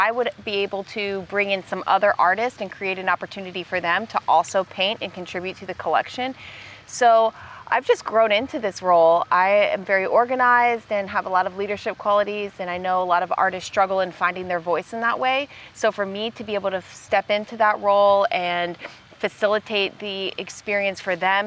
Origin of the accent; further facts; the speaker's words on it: Orlando, Florida, United States; also born or lived in Tampa, Florida / Tallahassee, Florida; I grew up in Orlando. I was born in Tampa, then did middle school, high school in Orlando